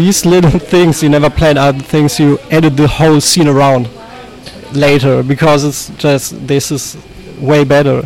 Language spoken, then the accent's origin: English; Unna, North Rhine-Westphalia, Germany; my hometown, Unna, near Dortmund, in West Germany.